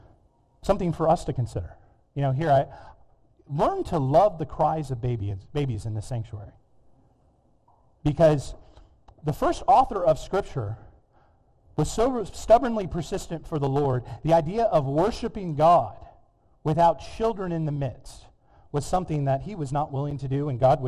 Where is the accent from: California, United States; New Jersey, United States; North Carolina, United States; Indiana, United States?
California, United States; moved away; My home state of California